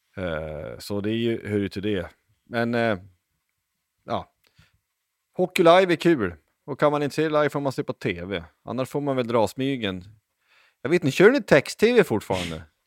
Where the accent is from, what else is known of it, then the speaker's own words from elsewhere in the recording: Lycksele, Västerbotten County, Sweden; jag är uppvuxen i Lycksele